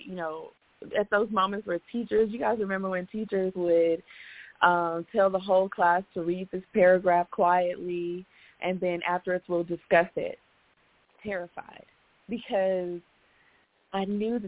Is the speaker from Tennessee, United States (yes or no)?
yes; Memphis, Tennessee, United States; now in Chattanooga, United States; I grew up in Memphis, Tennessee